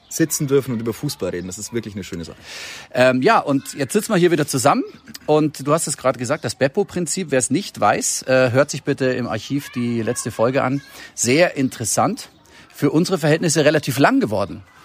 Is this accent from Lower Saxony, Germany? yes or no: no; Bavaria, Germany; bei uns in Bayern